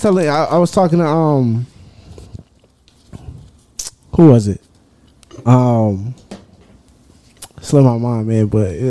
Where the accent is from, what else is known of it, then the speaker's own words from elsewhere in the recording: Boston, Massachusetts, United States; I'm from Boston.